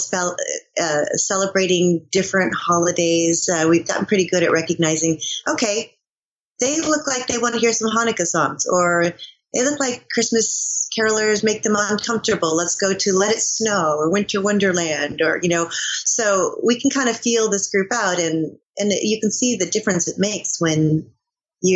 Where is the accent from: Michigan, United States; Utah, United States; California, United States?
Michigan, United States; moved away; also born or lived in New York; I'm from Michigan